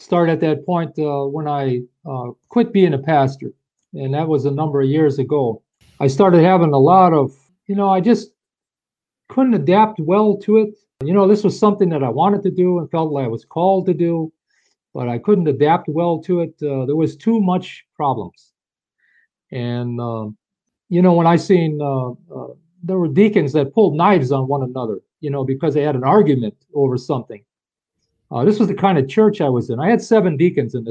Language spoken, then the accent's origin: English; United States; I'm from America